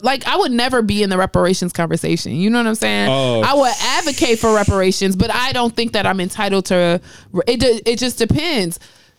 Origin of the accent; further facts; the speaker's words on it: New York, United States; I was actually born in the States, I was born in New York